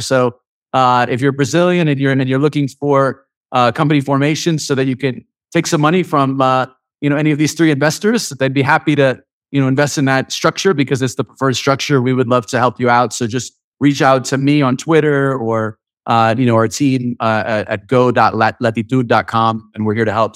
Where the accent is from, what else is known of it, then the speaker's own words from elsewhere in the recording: United States; being an American